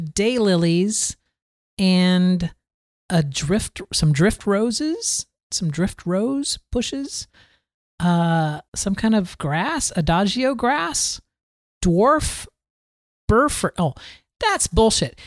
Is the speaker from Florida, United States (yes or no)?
yes; Florida, United States; I grew up here in Florida